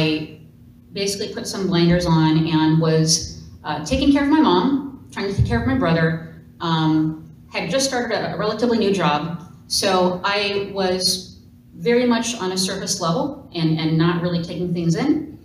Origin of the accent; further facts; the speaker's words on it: Minneapolis, Minnesota, United States; I am from Minneapolis, Minnesota